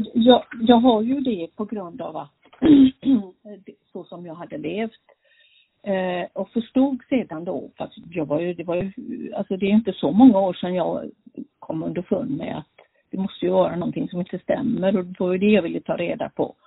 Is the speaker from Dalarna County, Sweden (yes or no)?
no; Gothenburg, Västra Götaland, Sweden; also born or lived in Norway; now in Falkenberg, Sweden; Jag bor här nu, ja, men jag är ju från Göteborg.